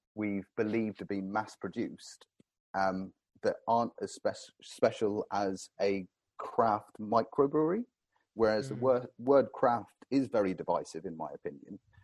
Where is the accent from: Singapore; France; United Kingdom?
United Kingdom; Cornwall, South West England; growing up in Cornwall, I was blessed down here